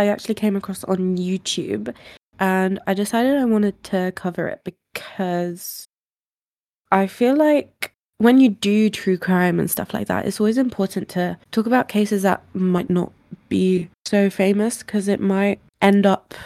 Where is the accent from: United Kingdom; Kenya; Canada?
United Kingdom; England; we're English